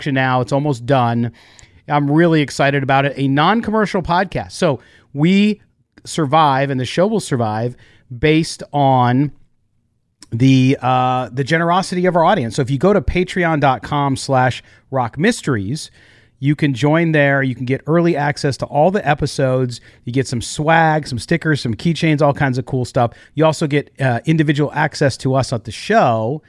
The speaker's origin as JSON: {"language": "English", "town": "San Diego", "region": "California", "country": "United States", "tie": "born or raised there", "said": "I grew up in San Diego"}